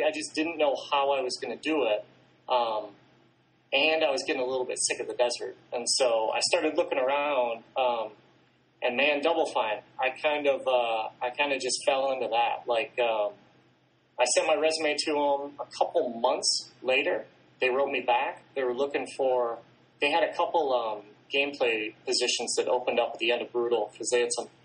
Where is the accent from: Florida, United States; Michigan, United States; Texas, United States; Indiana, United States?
Michigan, United States; I grew up in Michigan